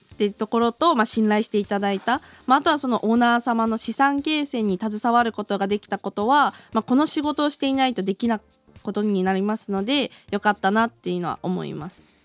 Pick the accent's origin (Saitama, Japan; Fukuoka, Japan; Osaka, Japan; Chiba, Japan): Chiba, Japan; moved away as an adult; now in Sapporo, Japan; もともと出身は千葉です